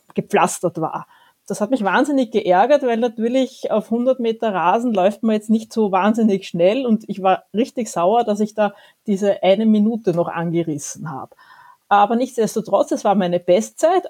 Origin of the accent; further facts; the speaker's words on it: Vienna, Austria; als Wienerin